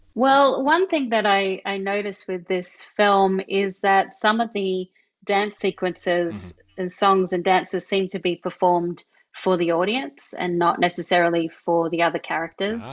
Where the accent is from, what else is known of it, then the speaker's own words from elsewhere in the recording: Australia; accent: Australian; my Australian accent